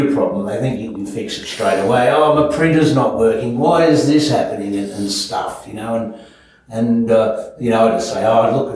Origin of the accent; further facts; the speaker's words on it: Melbourne, Victoria, Australia; moved away; I was born in Melbourne and just grew up with my dad